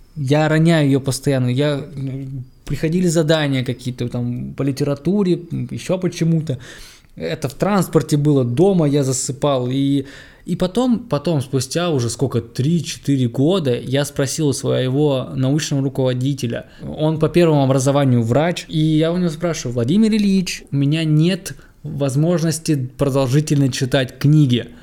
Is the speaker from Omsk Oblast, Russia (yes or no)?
yes; Omsk, Omsk Oblast, Russia; 10-11 класс, я ездил, кто, кто живет в Омске, кто, тот знает, я ездил из Амура